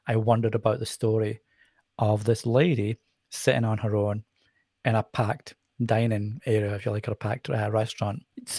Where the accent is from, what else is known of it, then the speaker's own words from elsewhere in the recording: Edinburgh, Scotland, United Kingdom; accent: Scottish; now in England; So the funny thing is, I obviously have a Scottish accent. but I find it's a very soft accent compared to a lot of accents that you can hear. And I certainly had a stronger accent when I was younger in Edinburgh.